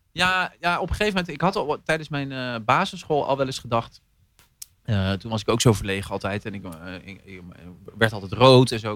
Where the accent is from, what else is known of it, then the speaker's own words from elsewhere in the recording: Zeelandic Flanders, Netherlands; also born or lived in Horst, Limburg; now in Rotterdam, Netherlands; ik ben opgegroeid in Zeeland, zeer vlaanderen